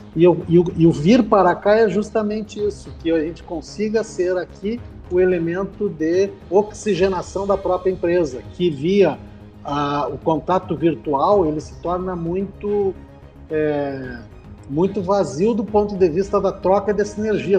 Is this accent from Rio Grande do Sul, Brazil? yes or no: yes; Santa Maria, Rio Grande do Sul, Brazil; moved away as an adult; also born or lived in Florianópolis / Uberlândia; nascido e criado em Santa Maria, é, saí para estudar, passei por Florianópolis